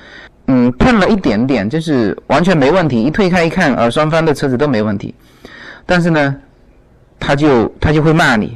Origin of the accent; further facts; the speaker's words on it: China; moved away; 比如说我从中国过来，这个这边卖的不太好的又比较贵的，